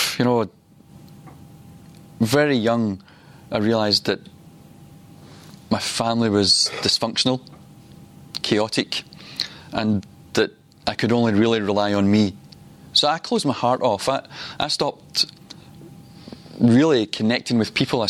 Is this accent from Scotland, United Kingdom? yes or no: yes; Glasgow, Scotland, United Kingdom; I grew up in Glasgow.